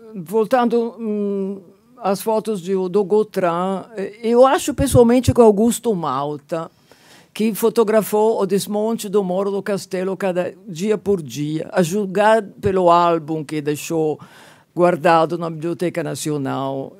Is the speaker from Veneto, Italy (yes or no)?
no; Genoa, Liguria, Italy; moved away; E aí chego a Gênova, minha cidade natal, 1970, 73